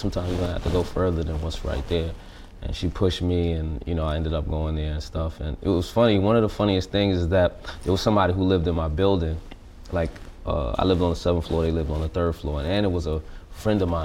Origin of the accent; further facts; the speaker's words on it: New York City, New York, United States; I'm from Brooklyn. I grew up pretty much just me, my brother, and my mom